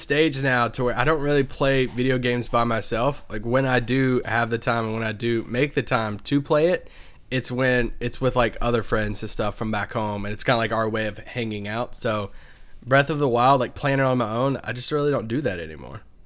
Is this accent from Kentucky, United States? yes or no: yes; Kentucky, United States; moved away as an adult; also born or lived in Virginia; now in Dallas, United States; Growing up in Kentucky